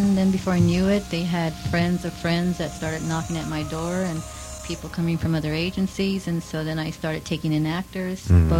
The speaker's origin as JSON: {"language": "English", "country": "United States", "tie": "born or raised there", "said": "Born and raised, USA."}